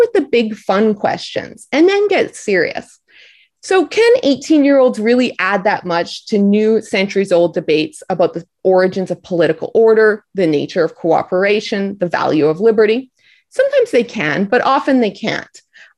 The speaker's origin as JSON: {"language": "English", "country": "Canada", "tie": "born or raised there", "moved": "yes", "said": "I'm Canadian"}